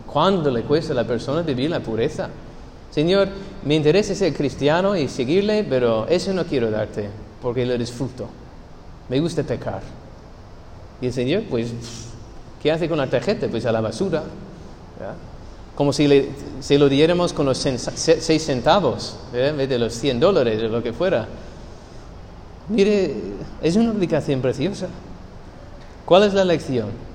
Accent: United States; Spanish is a second language; moved away; soy gringo

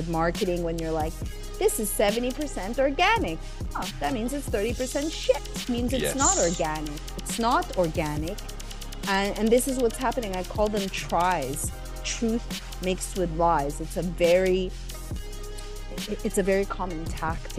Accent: Montreal, Quebec, Canada; moved away as an adult; also born or lived in Los Angeles, United States; I grew up, I was born in 73, and I grew up in Montreal, Canada.

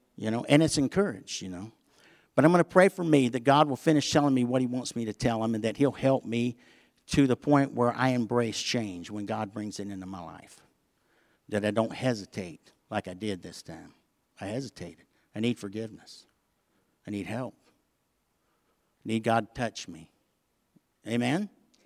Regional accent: the South, United States; I'm from the South

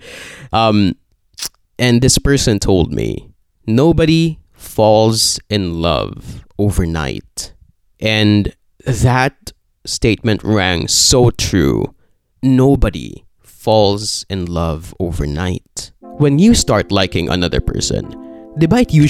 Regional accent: Philippines; I'm Filipino.

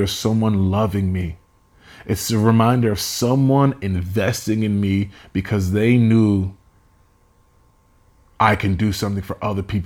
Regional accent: Nigeria; I am Nigerian, so I will talk about me being educated.

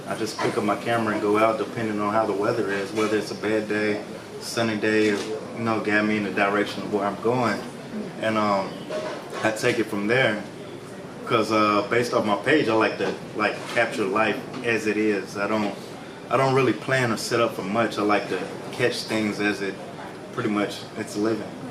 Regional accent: Memphis, Tennessee, United States; moved away; I'm from Memphis, Tennessee, born and raised.

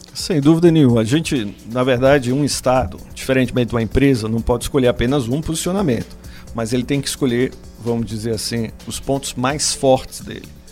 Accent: Maceió, Alagoas, Brazil; moved away; also born or lived in São Paulo; eu sou de Maceió, né? Mas aí terminei me formando em São Paulo

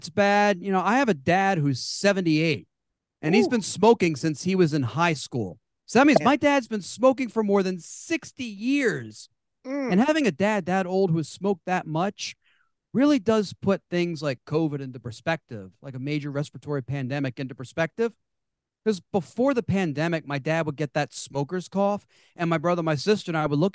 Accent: Baltimore, Maryland, United States; He and I were both born and raised in Baltimore, Maryland

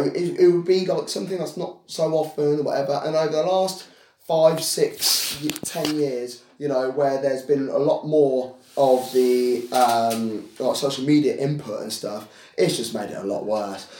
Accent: England, United Kingdom; I am a black British guy. Um, I was born and raised in this country

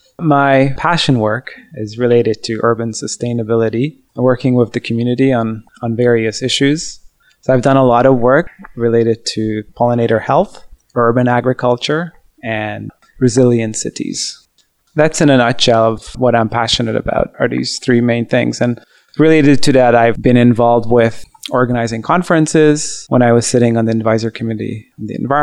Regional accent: Hungary; my dad comes up to me, and we're from Hungary, where he grew up in a small town, small village with big gardens.

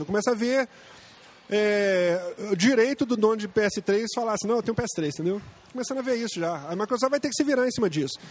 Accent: Brazil; nós somos brasileiros

